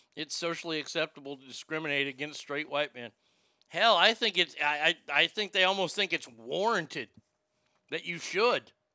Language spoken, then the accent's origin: English; the South, United States; I grew up in the South